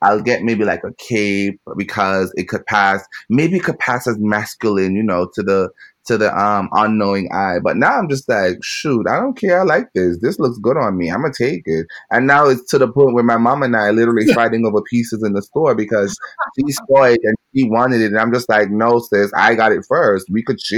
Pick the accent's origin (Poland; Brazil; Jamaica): Jamaica; moved away as an adult; growing up in Jamaica